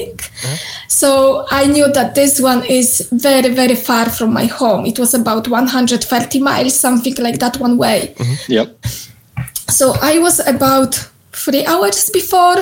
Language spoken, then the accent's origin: English; Poland; English is a second language; moved away as an adult; now in Scotland, United Kingdom; I was born in Poland and I moved here to Scotland more than 7 years ago.